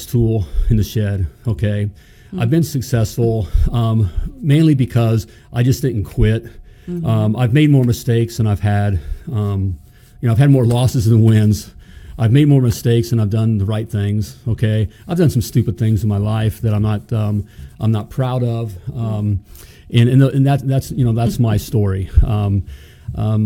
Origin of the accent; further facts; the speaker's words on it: United States; I was born in the United freaking States of America